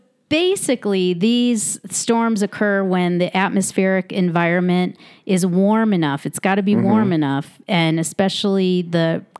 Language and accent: English; Chicago, Illinois, United States; now in Mono County, United States; growing up in Chicago